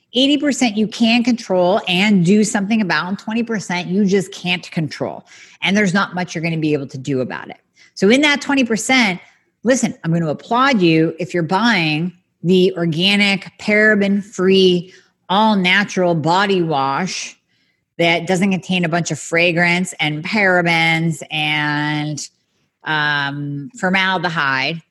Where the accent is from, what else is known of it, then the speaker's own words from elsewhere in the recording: United States; I love being American, love my country